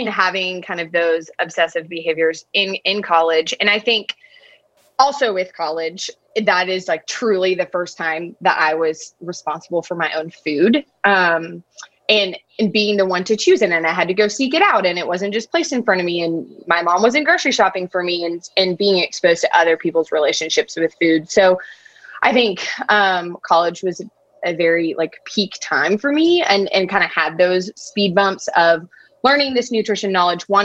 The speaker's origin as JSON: {"language": "English", "town": "Nashville", "region": "Tennessee", "country": "United States", "tie": "born or raised there", "lives_now": "Memphis, United States", "said": "I am from Nashville, grew up there, lived there for like 20 years"}